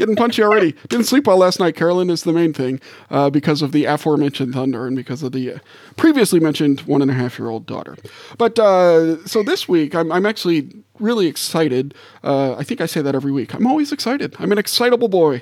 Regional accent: New Orleans, Louisiana, United States; I grew up right on the Mississippi River in New Orleans

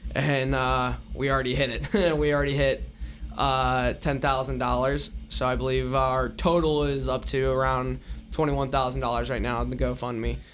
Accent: Raleigh, North Carolina, United States; also born or lived in Richmond, Virginia; growing up in Raleigh, I was a big N C State fan

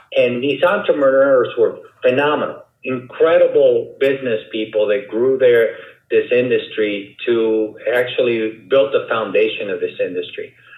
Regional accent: Havana, Cuba; moved away; I was born in Cuba, in Havana, Cuba

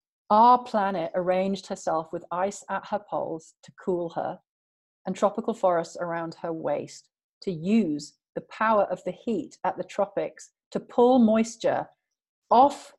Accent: England, United Kingdom; I'm English. And England is at the latitude of Labrador.

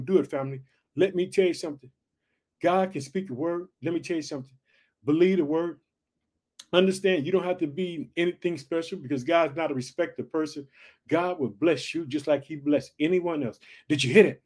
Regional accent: Illinois, United States; also born or lived in Chicago; my home state, Illinois. I reside in the city of Chicago

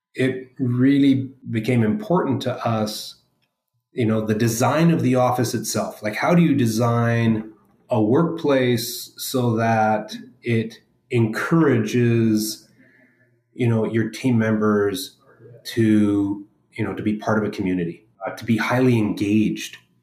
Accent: Edmonton, Alberta, Canada; moved away as an adult; now in Vancouver, Canada; most of my growing up in Edmonton

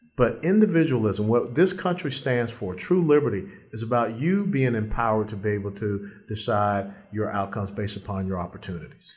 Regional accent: Atlanta, Georgia, United States; in Atlanta, my hometown

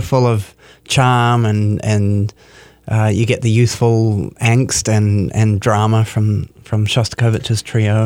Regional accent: New Zealand; moved away as an adult; now in Minneapolis, United States; I'm from New Zealand.

